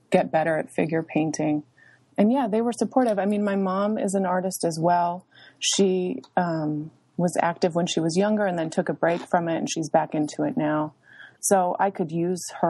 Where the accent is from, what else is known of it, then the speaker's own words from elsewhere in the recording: Ohio, United States; moved away as an adult; also born or lived in Alaska / New York; now in Lincoln, United States; I grew up in Ohio from age six until I left for college at 18, and it was a small town